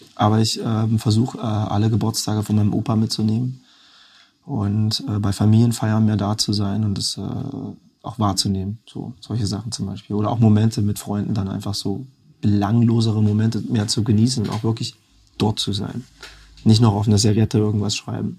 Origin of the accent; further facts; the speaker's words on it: Erfurt, Thuringia, Germany; Heimat ist so, das, wo ich herkomme, Zuhause kann überall sein. Und bei mir ist halt beides Erfurt